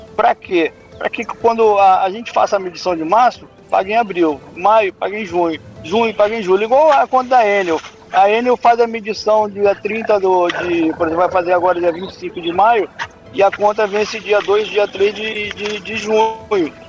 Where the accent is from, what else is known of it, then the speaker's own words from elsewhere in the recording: Angra dos Reis, Rio de Janeiro, Brazil; eu cresci em Angra ouvindo histórias sobre o Rio do Choro